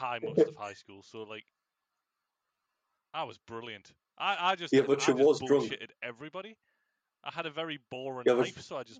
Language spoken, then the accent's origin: English; United Kingdom; because we're British